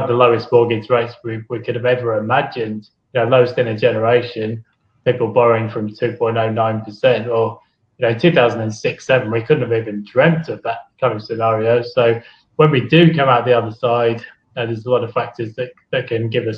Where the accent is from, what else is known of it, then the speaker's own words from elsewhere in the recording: United Kingdom; now in Australia; being British